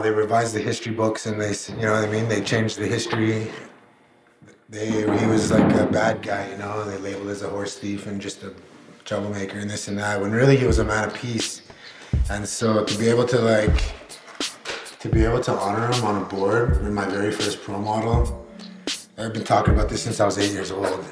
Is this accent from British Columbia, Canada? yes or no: no; Alberta, Canada; I'm from Alberta